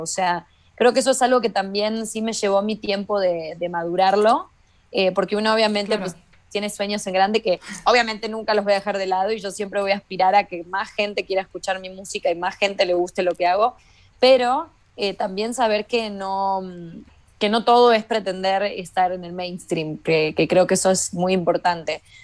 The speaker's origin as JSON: {"language": "Spanish", "country": "Argentina", "moved": "as an adult", "lives_now": "Mexico", "said": "yo no me fui de Argentina"}